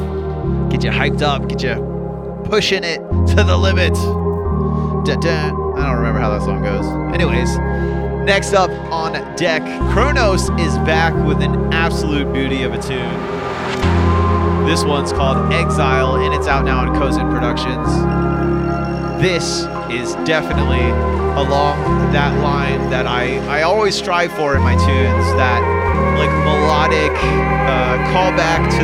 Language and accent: English; Florida, United States; from the great state of Florida, my hometown. My home state, I guess, not my hometown